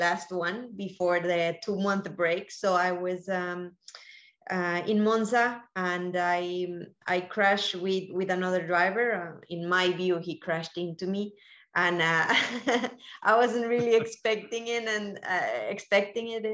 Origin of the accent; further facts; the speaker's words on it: Colombia; also born or lived in Miami, United States; now in Spain; I'm originally from Colombia